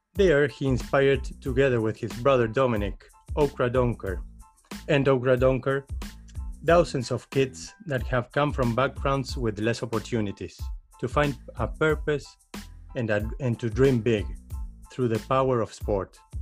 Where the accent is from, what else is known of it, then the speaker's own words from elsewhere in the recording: Uruguay; now in Netherlands; I come from South America, I come from Uruguay